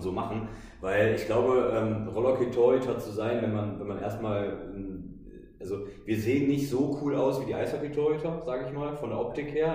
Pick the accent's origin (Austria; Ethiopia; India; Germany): Germany; Krefeld, North Rhine-Westphalia; moved away; ich komme aus Krefeld ursprünglich